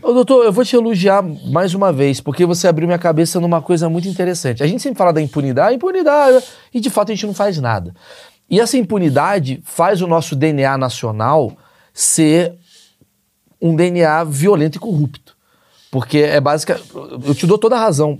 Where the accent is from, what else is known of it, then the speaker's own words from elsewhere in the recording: Rio de Janeiro, Brazil; Eu, eu nasci no Rio de Janeiro